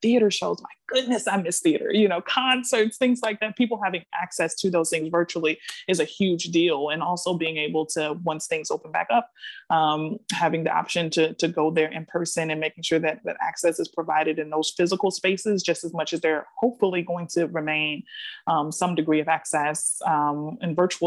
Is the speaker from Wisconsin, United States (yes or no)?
yes; Milwaukee, Wisconsin, United States; now in Washington, D.C., United States; where I'm from, my hometown of Milwaukee, Wisconsin